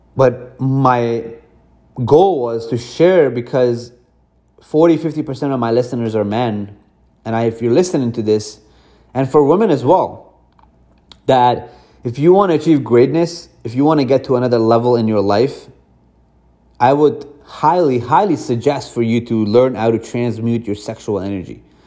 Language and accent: English; Afghanistan; moved away; also born or lived in Iran; I grew up in Afghanistan, I was born in Iran